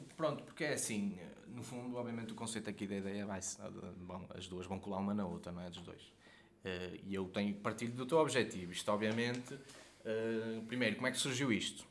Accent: Guimarães, Braga, Portugal; eu não sou mesmo do centro de Quimarães, não é? Sou dos Arravaltos

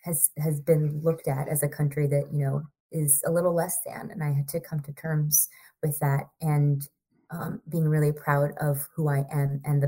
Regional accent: Indiana, United States; born there; moved away; also born or lived in Idaho / California / Sri Lanka; I am first generation American. And I really wanted to, I was born in Indiana. We moved to Idaho, to California, to Sri Lanka, back to California

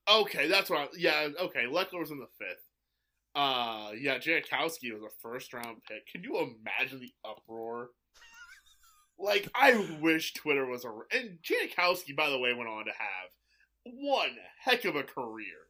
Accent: St. Louis, Missouri, United States; I grew up in Saint Louis.

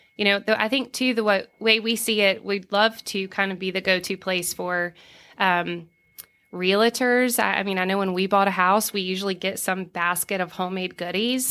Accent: Savannah, Georgia, United States; moved away as an adult; also born or lived in Los Angeles / St. Louis; now in Johnson City, United States; I'm from Savannah

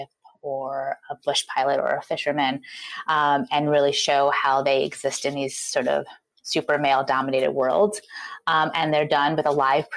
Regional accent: New York, United States; moved away as an adult; now in Portland, United States; I am a New Yorker born and bred.

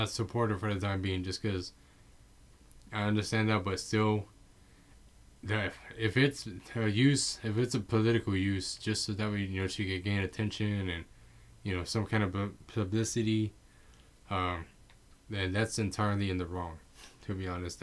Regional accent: San Antonio, Texas, United States; I'm from San Antonio, Texas

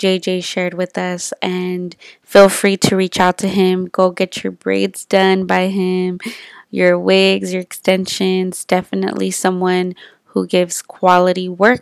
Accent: El Monte, California, United States; we're from El Monte, like the same hood

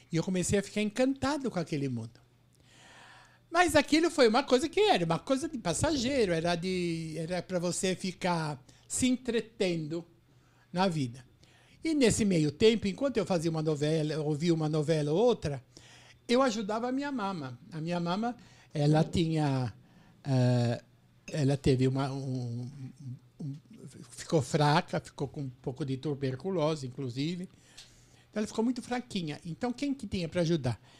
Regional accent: São Paulo, Brazil; Não, eu sou de São Paulo.

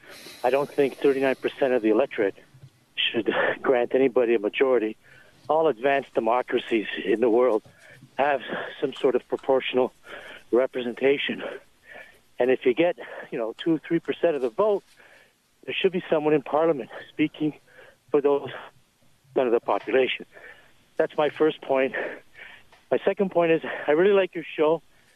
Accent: Canada; also born or lived in Italy; I was born in Italy. I came as a young child. And yes, I am Canadian with an Italian heritage.

